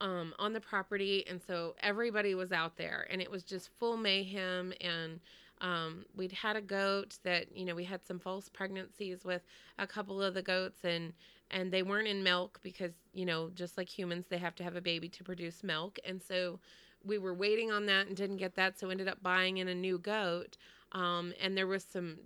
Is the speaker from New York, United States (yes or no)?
no; Texas, United States; moved away as an adult; also born or lived in Connecticut; I grew up in Texas and everything there is far.